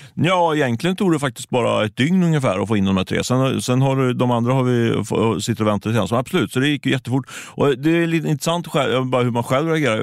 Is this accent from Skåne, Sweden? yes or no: no; Ljungskile, Västra Götaland, Sweden; Jag är ju från Ljungskile, så det är inte långt ifrån